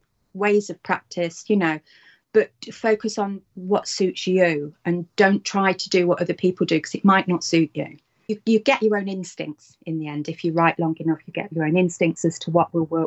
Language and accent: English; United Kingdom; I am British.